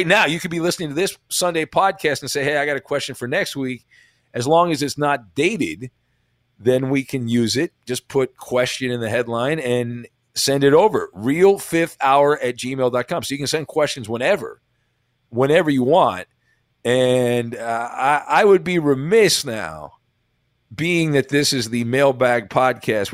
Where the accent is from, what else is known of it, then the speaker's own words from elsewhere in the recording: Santa Ana, California, United States; I grew up in Orange County in Santa Ana